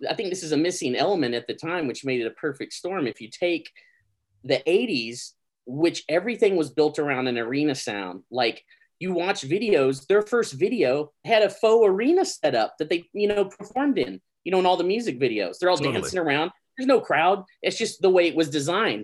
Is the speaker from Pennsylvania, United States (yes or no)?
no; Gainesville, Texas, United States; I'm originally from Gainesville, Texas